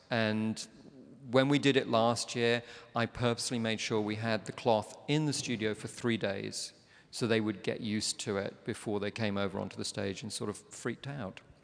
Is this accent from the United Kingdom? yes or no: yes; London, United Kingdom; I'm from London